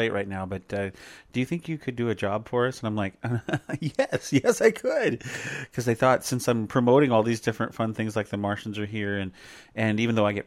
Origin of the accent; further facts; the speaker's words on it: the Northwest, Pacific Northwest, United States; we're from the Northwest